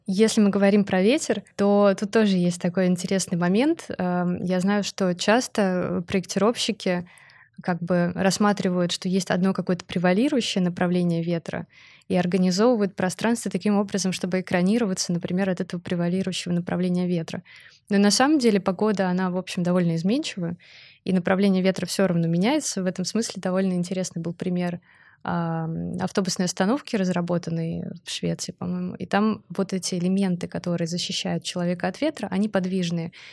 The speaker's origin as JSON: {"language": "Russian", "region": "Saint Petersburg", "country": "Russia", "tie": "born or raised there", "said": "я сама из Петербурга"}